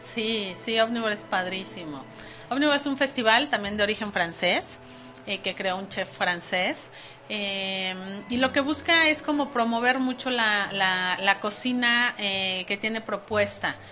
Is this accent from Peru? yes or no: no; Mexico; como, como mexicana